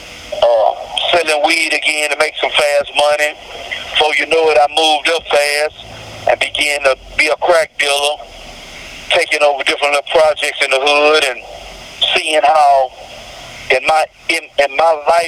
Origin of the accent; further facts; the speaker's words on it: Houston, Texas, United States; I'm from Houston, Texas, Southside.